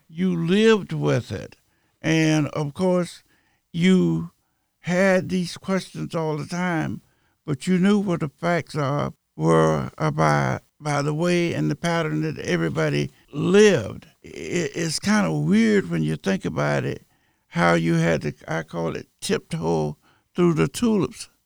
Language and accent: English; Winter Haven, Florida, United States; I was raised right here in Winter Haven, the southwest section called Pewsville